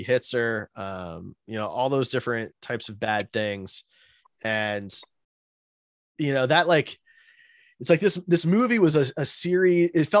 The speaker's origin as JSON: {"language": "English", "region": "Midwest", "country": "United States", "tie": "born or raised there", "said": "Maybe I'm naive and sheltered because I grew up in the Midwest"}